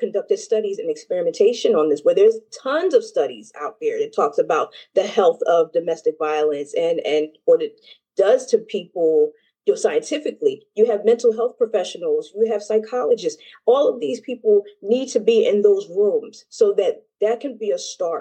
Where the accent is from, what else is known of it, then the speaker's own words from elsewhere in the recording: United States; I am a U.S. citizen